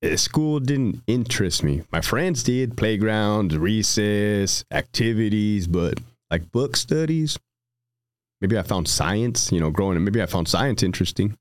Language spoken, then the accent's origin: English; Brawley, California, United States; also born or lived in Hanford, California; Brawley, California